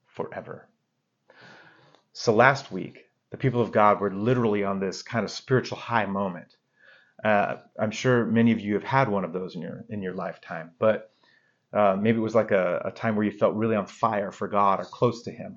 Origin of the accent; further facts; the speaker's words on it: Arizona, United States; where I grew up in Arizona